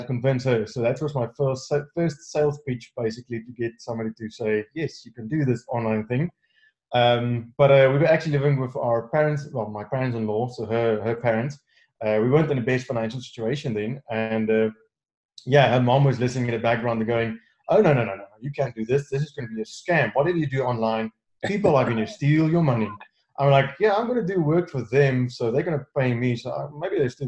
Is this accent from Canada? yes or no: no; South Africa; I'm from South Africa